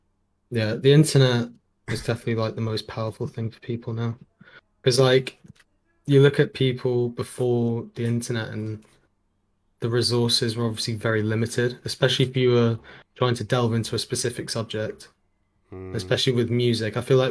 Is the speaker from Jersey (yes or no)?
yes; Jersey; By the way, I'm from Jersey.